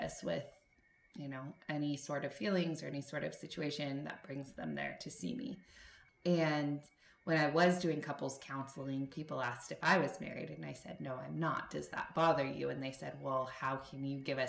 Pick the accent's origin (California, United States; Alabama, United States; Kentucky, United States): California, United States; Los Angeles; I'm from